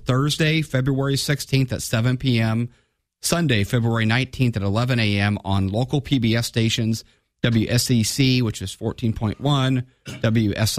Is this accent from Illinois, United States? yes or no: yes; Divernon, Illinois, United States; I grew up in Divernon.